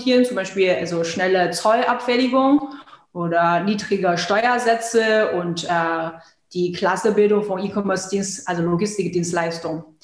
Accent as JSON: {"language": "German", "country": "China", "tie": "born or raised there", "moved": "as an adult", "lives_now": "Germany", "said": "ich bin gebürtige Chinesin und äh, lebe seit 2006 in Deutschland."}